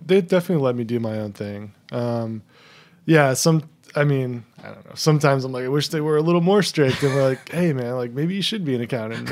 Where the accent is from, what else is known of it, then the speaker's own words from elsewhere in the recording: Tri-Valley, San Francisco Bay Area, California, United States; moved away; also born or lived in Brooklyn, New York / Italy; I lived about thirty minutes east of Oakland in the suburbs, um, in this little tri-valley area.